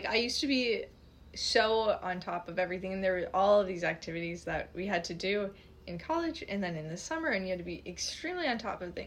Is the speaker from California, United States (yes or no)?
no; Florida, United States; moved away; I'm from Florida